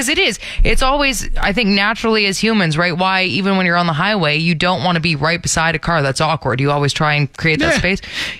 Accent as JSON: {"language": "English", "town": "Brampton", "region": "Ontario", "country": "Canada", "tie": "born or raised there", "moved": "as an adult", "lives_now": "Alberta, Canada", "said": "Oh, my hometown represent."}